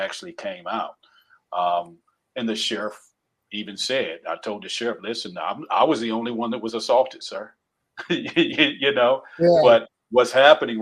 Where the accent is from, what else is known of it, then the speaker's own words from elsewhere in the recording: the South, United States; accent: Southernisms; I'm from the South again. I use the word fitting sometimes. My Southernisms come out.